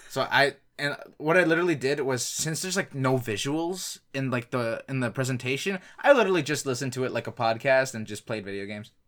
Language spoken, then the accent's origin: English; Ontario, Canada; I'm Canadian